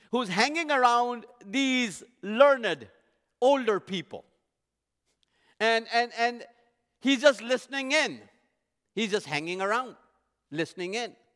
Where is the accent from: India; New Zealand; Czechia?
India; moved away; I was born and raised in India, not too far from the Middle Eastern culture.